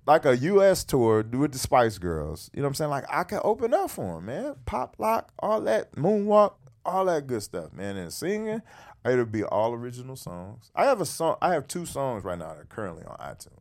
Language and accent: English; Detroit, Michigan, United States; Detroit, my hometown